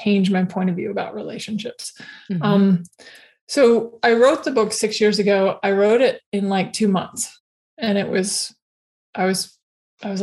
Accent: Alaska, United States; moved away; I was raised in Alaska

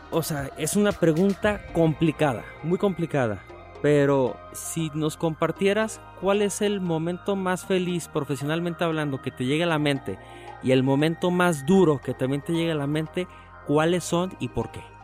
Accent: Aguascalientes, Mexico; somos muchos los que obviamente somos oriundos de Aguascalientes

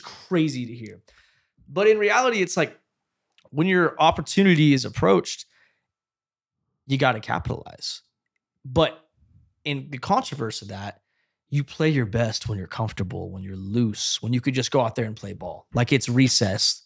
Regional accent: Fresno, California, United States; I'm from Fresno

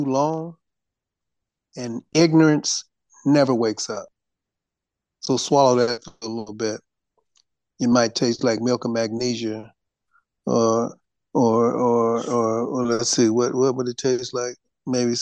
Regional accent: Detroit, Michigan, United States; I was born in Detroit

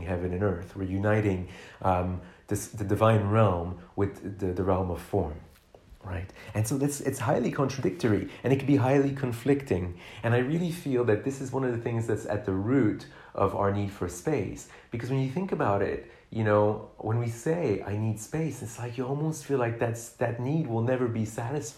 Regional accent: Canada; I grew up in Canada, a country where we have, you know, we're the second most spacious country in the world after Russia

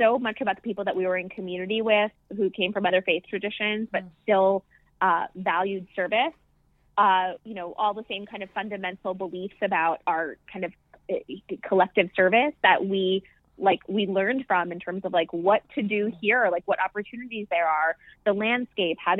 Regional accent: West Michigan, United States; I grew up in West Michigan

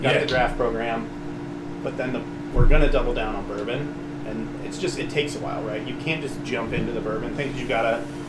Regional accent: Illinois, United States; We're all from Illinois.

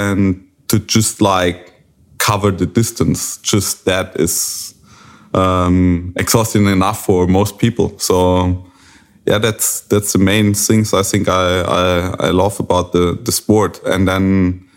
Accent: Germany; from Germany

